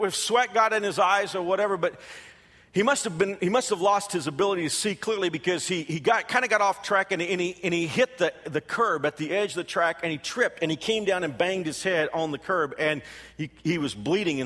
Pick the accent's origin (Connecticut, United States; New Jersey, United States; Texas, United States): Texas, United States; moved away as an adult; also born or lived in Houston, Texas; now in Kansas, United States; I'm not from Kansas. I am a Texan. I know, and that Texans are insufferable, but I am from Texas